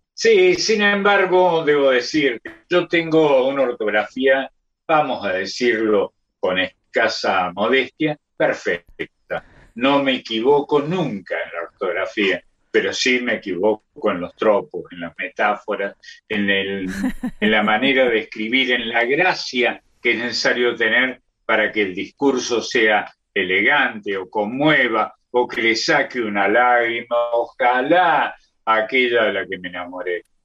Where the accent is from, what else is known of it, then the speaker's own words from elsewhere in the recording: Córdoba, Argentina; accent: cordobés; esa es la tonada del barrio San Vicente, de donde soy, en Córdoba.